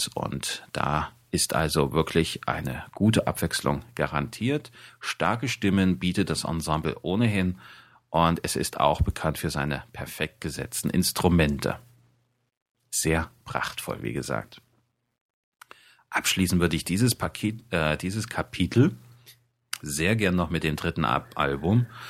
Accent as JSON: {"language": "German", "region": "Thuringia", "country": "Germany", "said": "mir als Thüringer"}